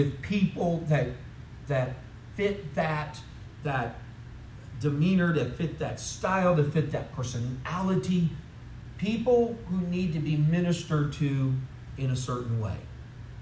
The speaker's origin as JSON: {"language": "English", "town": "St. Louis", "region": "Missouri", "country": "United States", "tie": "born or raised there", "also_born_or_lived": "North Chicago, Illinois / Olive Branch, Mississippi / Jackson, Tennessee", "moved": "as an adult", "lives_now": "Tennessee, United States", "said": "And I'm a St. Louis boy. I'm originally from North Chicago, right? Moved down to St. Louis area."}